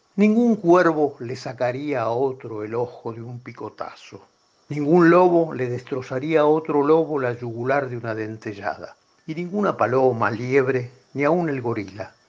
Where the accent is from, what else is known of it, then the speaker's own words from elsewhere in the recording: Buenos Aires, Argentina; yo soy porteño